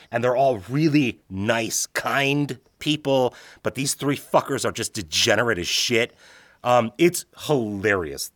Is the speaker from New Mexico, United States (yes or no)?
no; Chicago, Illinois, United States; I grew up in the Midwest, in Chicago